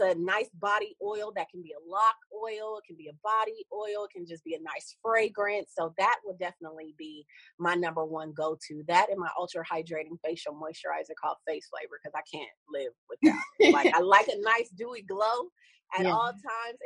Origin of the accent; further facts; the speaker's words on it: Columbus, Ohio, United States; moved away; I'm from Columbus, Ohio originally